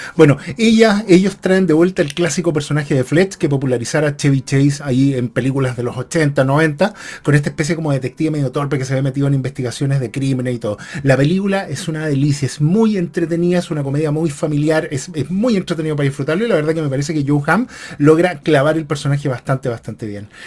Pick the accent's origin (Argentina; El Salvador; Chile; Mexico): Chile; en mi caso soy chileno